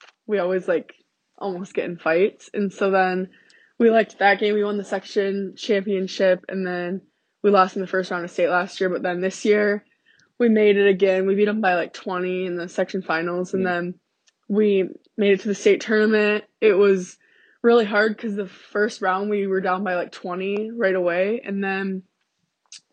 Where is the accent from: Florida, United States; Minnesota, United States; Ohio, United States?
Minnesota, United States; I was from Minnesota